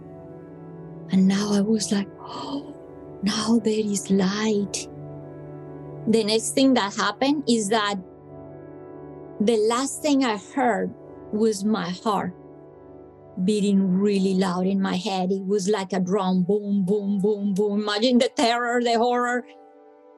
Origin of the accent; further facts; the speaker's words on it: Bogotá, Colombia; I'm from Colombia, I come from hot weather country, but Bogota is very high up in the Andes